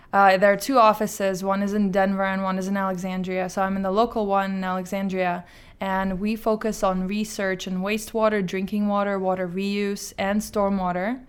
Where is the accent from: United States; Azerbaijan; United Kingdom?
Azerbaijan; moved away; I'm from Azerbaijan